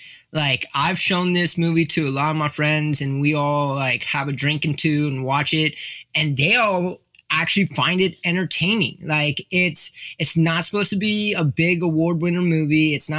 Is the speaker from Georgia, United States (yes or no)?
no; San Francisco, California, United States; And I'm from San Francisco.